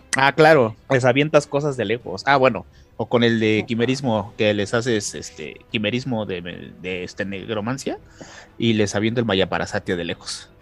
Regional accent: Mexico; nosotros que somos mexicanos

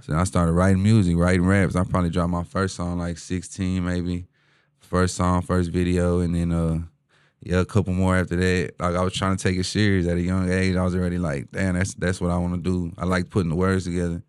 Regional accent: Houston, Texas, United States; H-Town, born and raised, uh, east side of H-Town

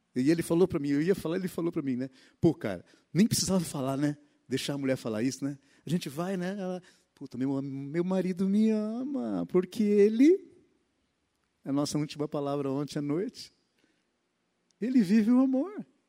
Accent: Mato Grosso, Brazil; moved away; A minha infância foi no Mato Grosso

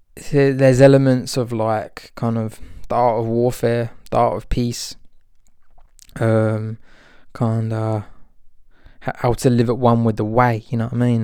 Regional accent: Albion, England, United Kingdom; moved away; the place that I grew up in Albion

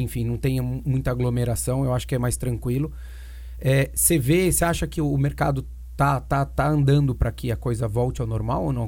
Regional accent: Brazil; somos do Brasil

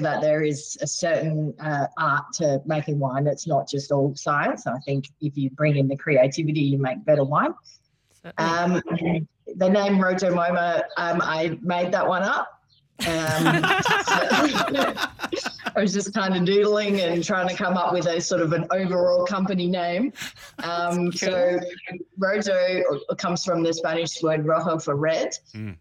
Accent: Adelaide Hills, South Australia, Australia; also born or lived in Townsville / Bungendore; now in Barossa, Australia; we moved over to South Australia when I was about eight, and I actually grew up in the Adelaide Hills

